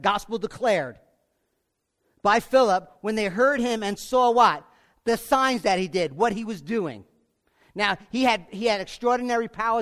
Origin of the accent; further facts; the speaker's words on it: United States; I was born in America. I'm an American